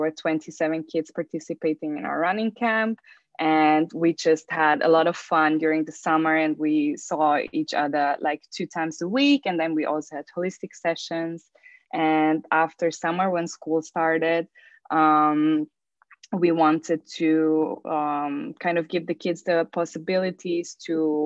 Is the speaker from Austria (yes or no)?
yes; Austria; moved away as an adult; now in Zagreb, Croatia; I'm actually from Austria. So I moved from Austria to Zagreb 9 years ago.